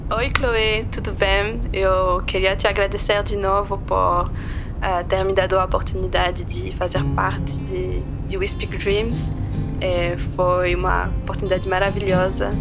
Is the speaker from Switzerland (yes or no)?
yes; Neuchâtel, Switzerland; Portuguese is a second language; moved away as an adult; also born or lived in Eritrea; now in Brazil; Eu nasci numa cidade que se chama Neuchâtel. É uma pequena cidade que fica uma hora